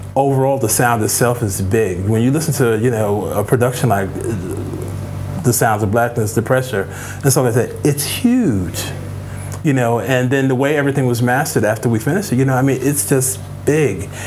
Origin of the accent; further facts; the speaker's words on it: New York City, New York, United States; moved away; also born or lived in Chicago; I was born and raised in the Boogie Down, the Boogie Down Bronx.